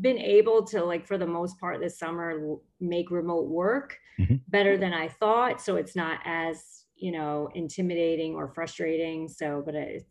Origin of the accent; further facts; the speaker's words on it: New Jersey, United States; moved away as an adult; now in Florida, United States; I grew up in New Jersey, South Jersey